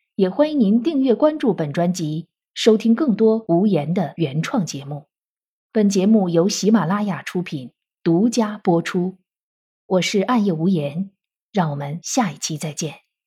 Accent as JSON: {"language": "Chinese", "country": "China", "said": "我们中国人"}